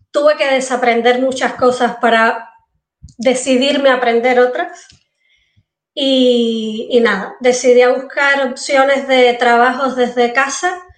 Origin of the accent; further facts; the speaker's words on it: Cuba; yo estudié ingeniería civil, o sea, en La Habana, porque soy cubana, y ahí empecé a trabajar.